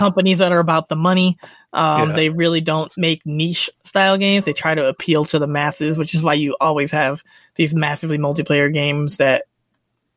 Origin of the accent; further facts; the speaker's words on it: United States; I'm American